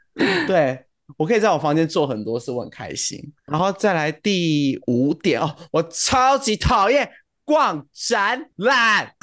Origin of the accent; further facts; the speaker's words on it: Kaohsiung, Taiwan; 住在高雄一个超乡下的地方，我在念国中之前基本上都是在田里长大的